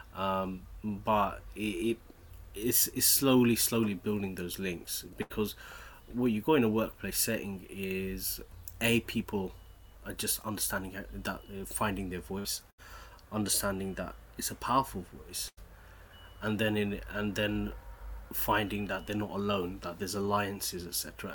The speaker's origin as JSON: {"language": "English", "town": "Bedford", "region": "East of England", "country": "United Kingdom", "tie": "born or raised there", "moved": "yes", "said": "I wasn't born in London. I was born in Bedford, um, which is a small industrial town in the middle of in middle of East Anglia, which is famous for its brickworks. So my father worked in the brickworks. So working, growing up, in a in declining industrial town"}